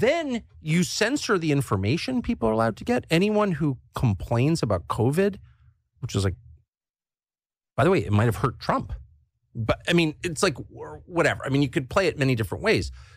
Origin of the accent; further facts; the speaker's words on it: United States; I'm American, and I've lived here my whole life